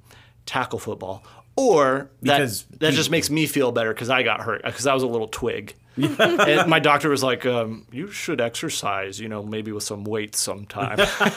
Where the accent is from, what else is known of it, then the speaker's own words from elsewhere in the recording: Walla Walla, Washington, United States; also born or lived in Texas; I grew up in Walla Walla, Washington.